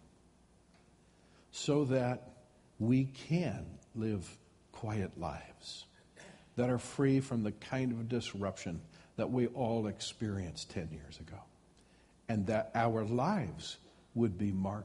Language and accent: English; United States; as American citizens, as people that God has placed in this country